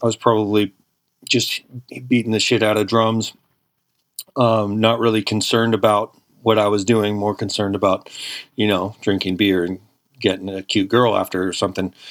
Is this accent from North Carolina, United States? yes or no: no; San Francisco Bay Area, California, United States; I'm from the San Francisco Bay Area.